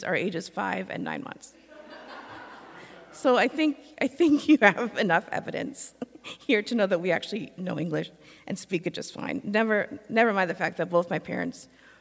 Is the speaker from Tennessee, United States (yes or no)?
no; Madison, Wisconsin, United States; moved away; I'm from Wisconsin, because that's where I'm from